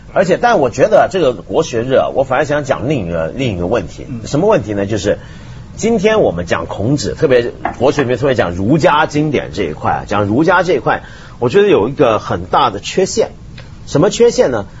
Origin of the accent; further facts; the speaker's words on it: China; 我们中国人是很关心我们中国人是什么人这个问题的